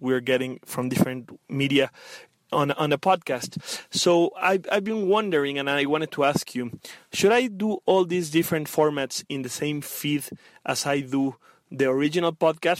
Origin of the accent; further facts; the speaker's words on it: Mexico; I am from Mexico